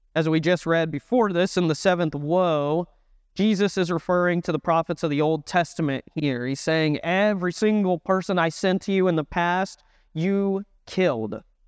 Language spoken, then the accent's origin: English; Dallas, Texas, United States; now in Raleigh, United States; I am not from North Carolina. I'm from Texas